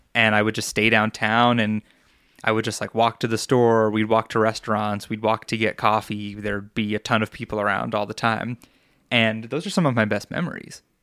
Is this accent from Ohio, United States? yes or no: no; Long Island, New York, United States; now in Colorado, United States; I grew up on Long Island